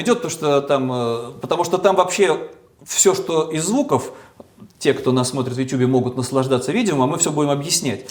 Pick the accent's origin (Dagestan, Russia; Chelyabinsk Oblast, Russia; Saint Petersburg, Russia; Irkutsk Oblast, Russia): Saint Petersburg, Russia; в моем родном городе